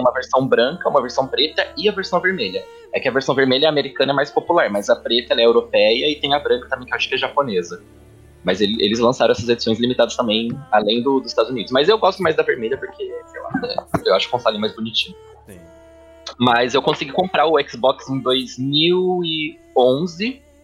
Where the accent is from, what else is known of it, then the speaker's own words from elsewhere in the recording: Limeira, São Paulo, Brazil; moved away as an adult; also born or lived in Santos; eu saí de Limeira, do interior, com 18 anos, vim pro litoral, para Santos